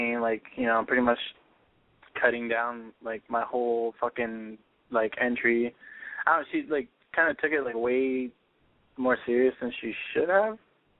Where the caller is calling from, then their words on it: San Bernardino, California, United States; I'm calling from San Bernardino.